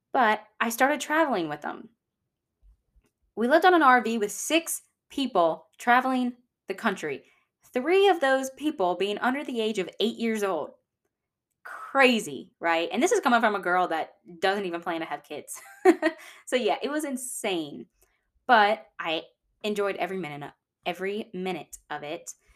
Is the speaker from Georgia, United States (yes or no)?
yes; Georgia, United States; also born or lived in El Paso, Texas; now in Louisiana, United States; although I was born in Texas, I wouldn't consider myself a Texan. And that's because when I was one, my family moved to Georgia.